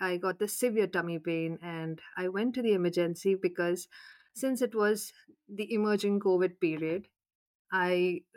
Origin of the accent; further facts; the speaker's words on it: Jaipur, Rajasthan, India; moved away as an adult; also born or lived in Bikaner / Canada; now in London, United Kingdom; I am from Jaipur